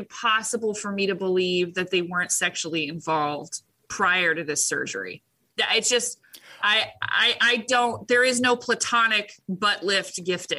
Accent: Orange County, California, United States; moved away; I came from Orange County

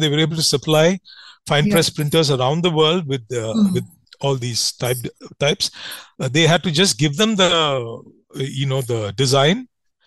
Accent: India

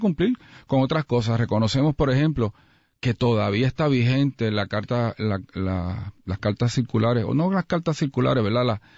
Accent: Puerto Rico; como puertorriqueños

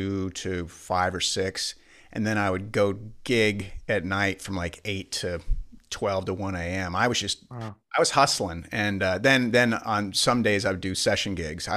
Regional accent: Spokane, Washington, United States; we're from Spokane

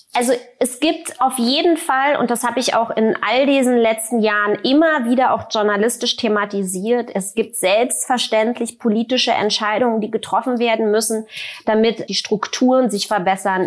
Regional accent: Germany; habe ja die ersten zehn Jahre meiner Kindheit sozusagen in der DDR im Sozialismus verbracht

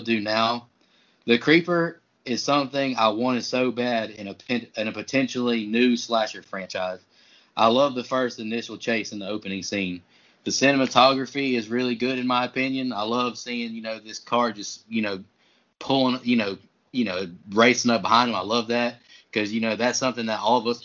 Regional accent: rural Florida, United States; rural Florida near, you know, my hometown

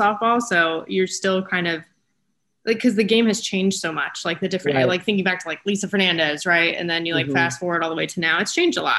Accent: Southern California, United States; I'm from Southern California

